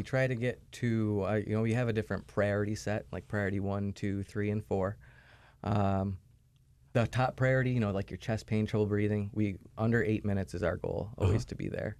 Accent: Scottsville, New York, United States; Scottsville, New York.

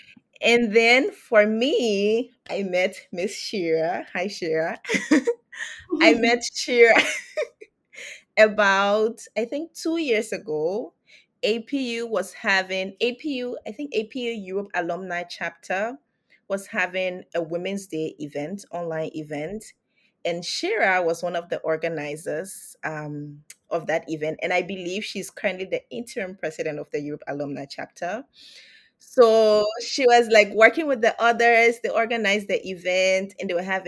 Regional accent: Liberia; moved away; I'm from Liberia as well

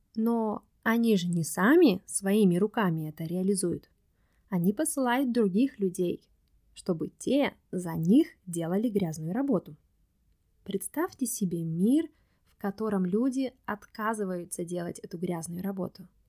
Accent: Russia; moved away; Я сказала, что я из России

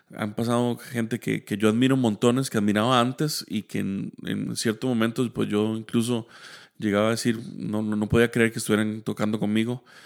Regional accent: Heredia, Costa Rica; yo soy de Heredia. Eh, toda mi vida, pues, o gran parte de mi vida he vivido en Heredia.

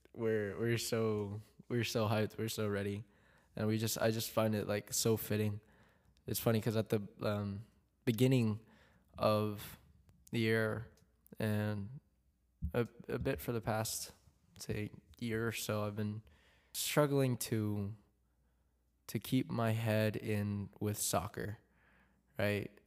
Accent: Philippines; I'm, I'm Filipino

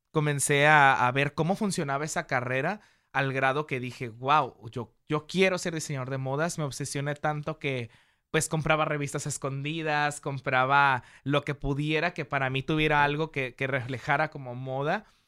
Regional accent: Mexico; como mexicanos

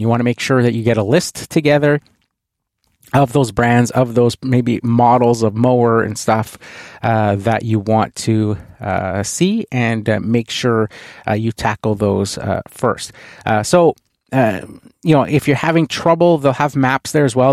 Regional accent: Canada; being a Canadian

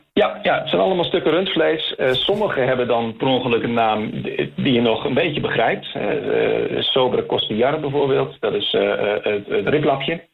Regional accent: Netherlands; now in Chile

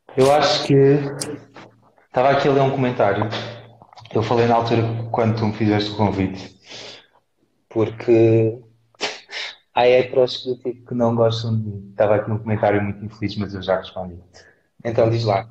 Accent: Castelo Branco, Centro, Portugal; moved away; also born or lived in Lisbon; eu vivia em Castelo Branco, eu, não, eu nasci em Lisboa, mas eu fui adotado, e os meus tios levaram para Castelo Branco

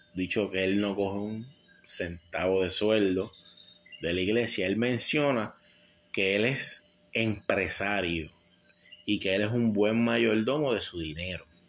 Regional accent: San Juan, Puerto Rico; en el residencial Vista Hermosa, de donde yo soy nacido y criado

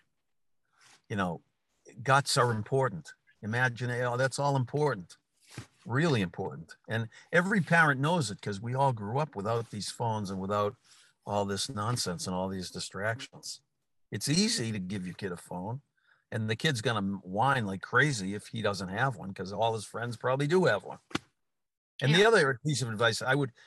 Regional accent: Newton, Massachusetts, United States; I happen to be sitting in Newton, Mass, in my hometown

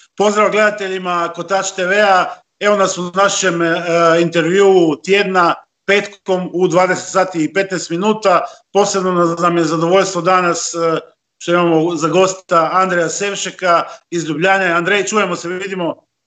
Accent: Istria County, Croatia; ovdje kod nas u Istri

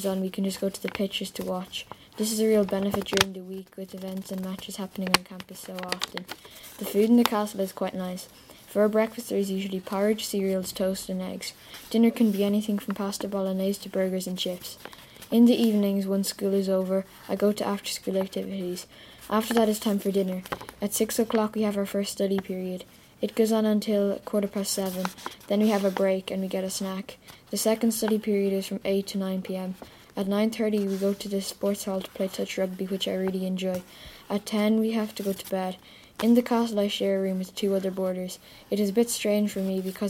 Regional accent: Mullingar, Westmeath, Ireland; I am from Mullingar and I've always lived in Ireland.

